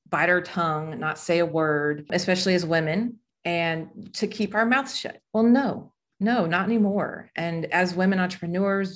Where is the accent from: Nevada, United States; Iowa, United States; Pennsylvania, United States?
Nevada, United States; Las Vegas; I'm from Las Vegas. When we moved from Las Vegas to North Las Vegas